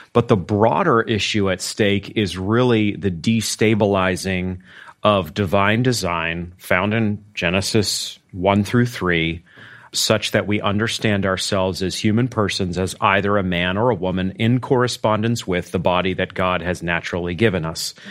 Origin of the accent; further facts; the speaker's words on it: Maine, United States; now in Arkansas, United States; I'm from Maine